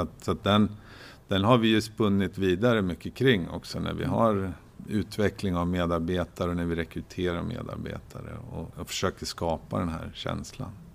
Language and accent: Swedish; Oxelösund, Södermanland, Sweden; moved away as an adult; also born or lived in Linköping; jag är född och uppvuxen i Oxelösund